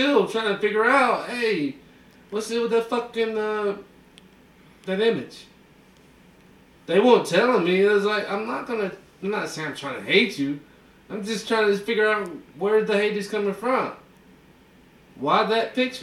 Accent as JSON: {"language": "English", "region": "the South", "country": "United States", "moved": "yes", "lives_now": "Texas, United States", "said": "I'm from the South."}